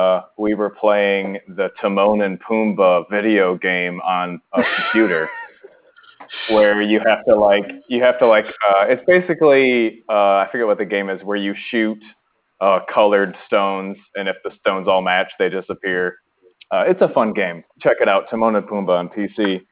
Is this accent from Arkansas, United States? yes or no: yes; Arkansas, United States; I'm from Arkansas, and it is really hard to become a scuba diver there.